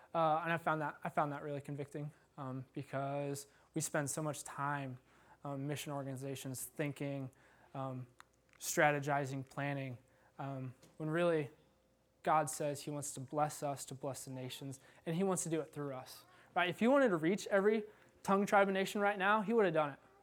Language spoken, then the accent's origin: English; Iowa, United States; I've had a few bad farm injuries growing up in Iowa